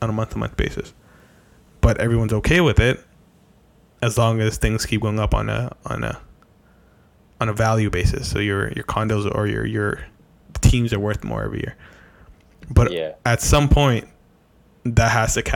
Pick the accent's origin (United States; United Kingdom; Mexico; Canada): Canada; we're Canadian